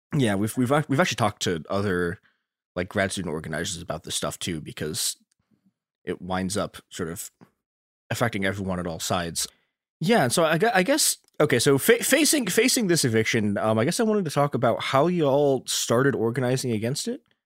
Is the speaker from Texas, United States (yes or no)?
no; Chicago, Illinois, United States; my hometown, Chicago